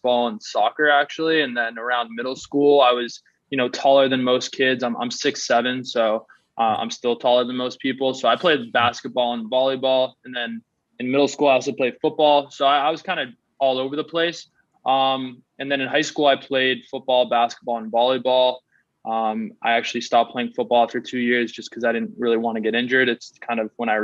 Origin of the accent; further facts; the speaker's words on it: Newton, Massachusetts, United States; also born or lived in New York City; I grew up in Newton, Massachusetts, so it's right outside Boston